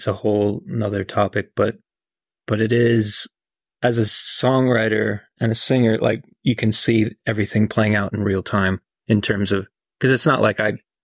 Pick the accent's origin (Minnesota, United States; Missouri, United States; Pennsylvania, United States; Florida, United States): Minnesota, United States; northern; now in Nashville, United States; my growing up in small town, northern Minnesota